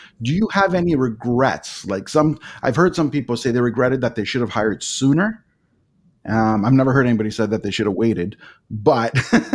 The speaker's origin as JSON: {"language": "English", "town": "Toronto", "region": "Ontario", "country": "Canada", "tie": "born or raised there", "moved": "yes", "lives_now": "Niagara region, Canada", "said": "I was born and raised in Etobicoke, which was just west of downtown Toronto"}